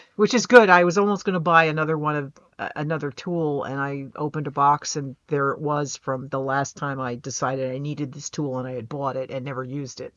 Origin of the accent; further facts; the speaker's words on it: United States; I'm American.